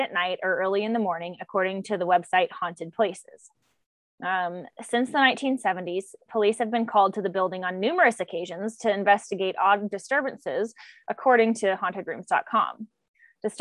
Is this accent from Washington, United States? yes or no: yes; Washington, United States; we're from Washington